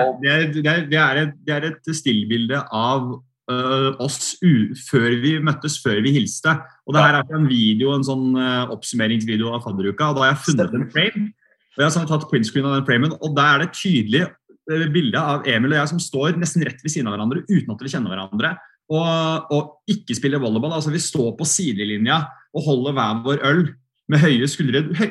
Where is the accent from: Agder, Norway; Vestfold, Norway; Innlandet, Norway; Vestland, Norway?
Vestfold, Norway; Sandefjord; moved away as an adult; also born or lived in Volda; jeg kommer fra Sandefjord